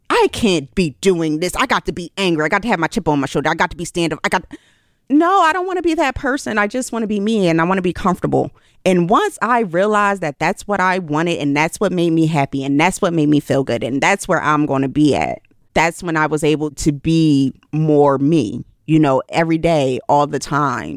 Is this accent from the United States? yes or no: yes; Philadelphia, Pennsylvania, United States; I'm from Philly.